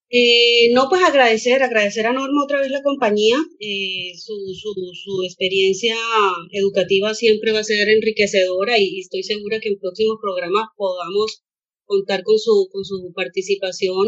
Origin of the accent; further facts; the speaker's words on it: Colombia; en Colombia, de donde soy yo